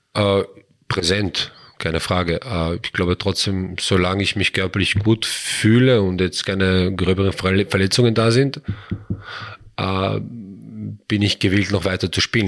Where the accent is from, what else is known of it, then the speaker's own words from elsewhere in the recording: Vienna, Austria; also born or lived in Traiskirchen; now in Wels, Austria; komme ich ursprünglich aus Wien